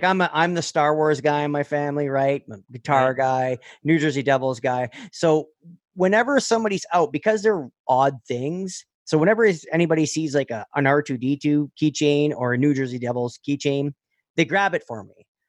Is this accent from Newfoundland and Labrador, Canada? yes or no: no; Northern Ontario, Canada; I grew up in Northern Ontario. All my friends are French and Habs fans.